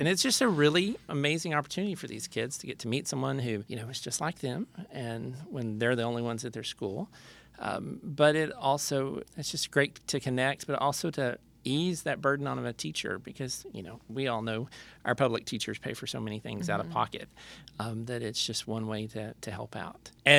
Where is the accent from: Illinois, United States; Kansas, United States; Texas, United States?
Texas, United States; Lubbock; I'm from Lubbock, Texas.